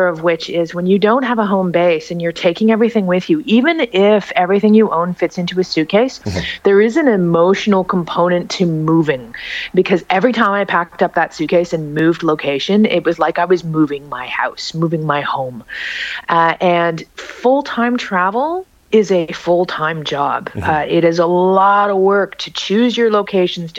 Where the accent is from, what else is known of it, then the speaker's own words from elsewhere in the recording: Toronto, Ontario, Canada; moved away as an adult; I've actually reestablished a home base in my hometown